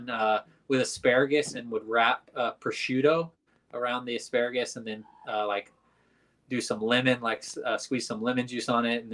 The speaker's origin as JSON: {"language": "English", "town": "Birmingham", "region": "Alabama", "country": "United States", "tie": "born or raised there", "said": "being part of my hometown"}